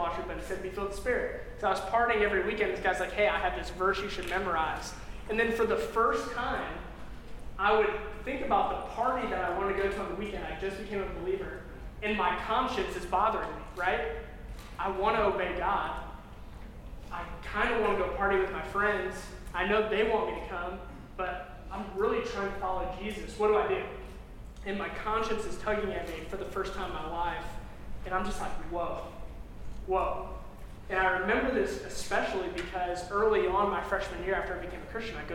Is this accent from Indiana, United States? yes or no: yes; Crown Point, Indiana, United States; moved away as an adult; I grew up a little bit south of that in Crown Point